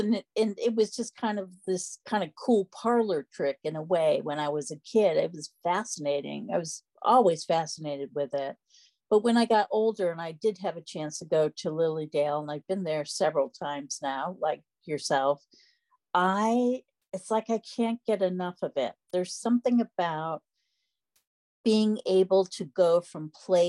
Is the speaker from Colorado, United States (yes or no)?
no; Freeville, New York, United States; I grew up in Freeville, the village I still live